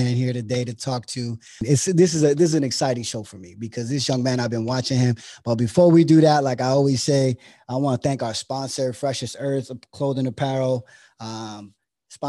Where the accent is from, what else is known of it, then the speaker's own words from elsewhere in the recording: Allentown, Pennsylvania, United States; I was born and raised in Allentown